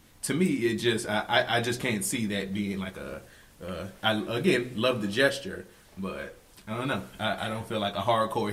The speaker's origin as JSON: {"language": "English", "town": "New Orleans", "region": "Louisiana", "country": "United States", "said": "I'm from New Orleans"}